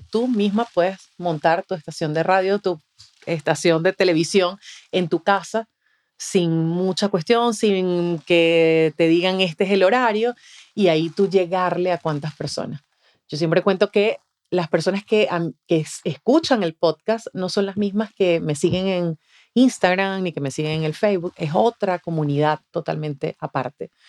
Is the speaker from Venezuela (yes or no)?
yes; the Venezuelan Andes, Venezuela; moved away; en Venezuela, yo soy de los Andes, que es la zona eh, donde cae nieve